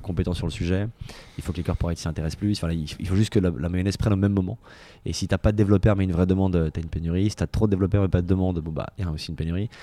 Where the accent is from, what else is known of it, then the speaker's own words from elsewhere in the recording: France; moved away; also born or lived in San Francisco, United States; j'étais le seul français